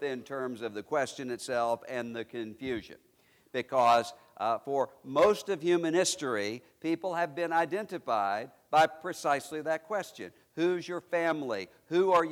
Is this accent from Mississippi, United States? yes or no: yes; Mississippi, United States; I am a Mississippian. My native state is Mississippi